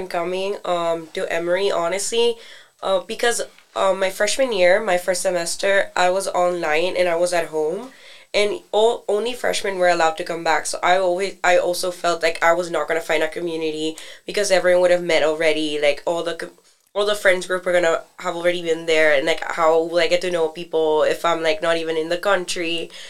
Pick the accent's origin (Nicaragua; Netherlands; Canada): Nicaragua; moved away as an adult; now in Atlanta, United States; I'm a junior. I'm an international student from Nicaragua